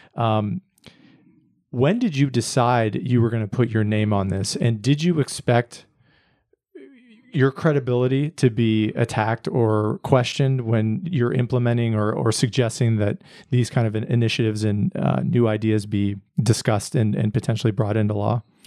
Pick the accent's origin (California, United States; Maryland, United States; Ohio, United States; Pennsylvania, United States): Pennsylvania, United States; now in Austin, United States; I grew up in Pennsylvania, and so I'm, I'm not a, a native born Texan